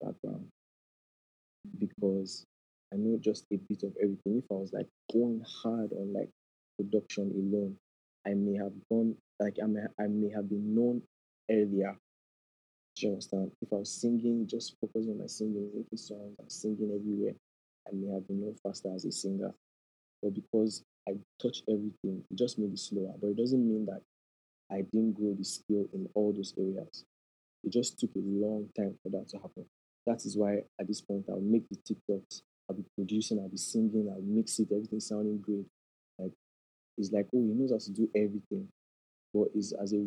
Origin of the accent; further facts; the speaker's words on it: Nigeria; as Nigerian parents